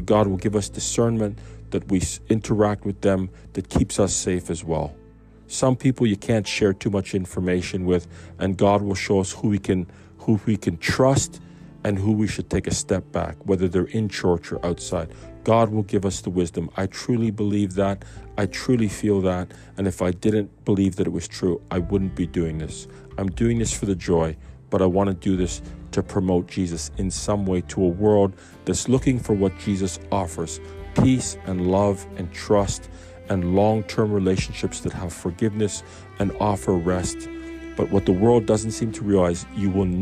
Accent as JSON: {"language": "English", "country": "Canada", "said": "I'm a Canadian."}